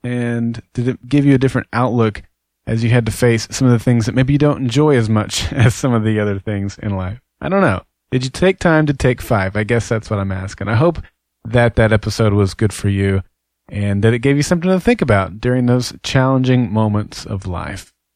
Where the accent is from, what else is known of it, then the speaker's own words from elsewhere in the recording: Oklahoma, United States; I'm from Oklahoma and an avid Sooner